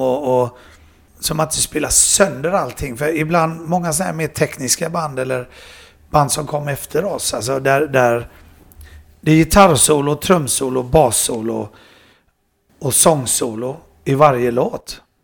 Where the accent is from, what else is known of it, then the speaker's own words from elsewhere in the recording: Sweden; det var jag, och Andy och jag och Panda mm. som var svenskar.